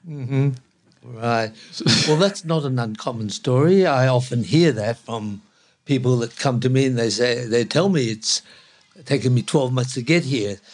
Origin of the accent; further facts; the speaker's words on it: Hong Kong; now in Australia; I was born in Hong Kong